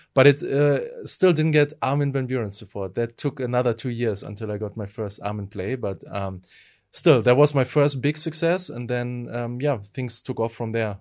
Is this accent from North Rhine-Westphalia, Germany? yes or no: yes; Essen, North Rhine-Westphalia, Germany; moved away as an adult; also born or lived in Berlin, Germany; now in Sofia, Bulgaria; I won uh, an award in my hometown Essen